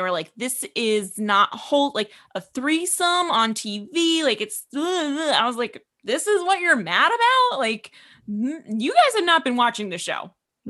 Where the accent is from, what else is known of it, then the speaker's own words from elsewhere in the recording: New York, United States; moved away; we grew up in New York